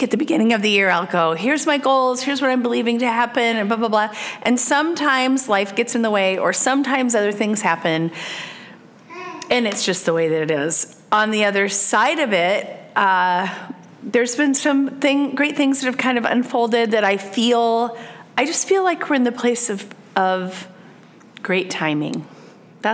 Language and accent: English; Iowa, United States; moved away as an adult; I was born and raised in Iowa and lived there for the first 40 years of my life